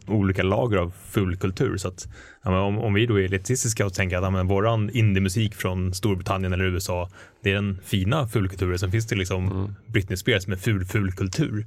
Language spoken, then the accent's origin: Swedish; Stockholm, Stockholm County, Sweden; Jag växte upp i Hökarängen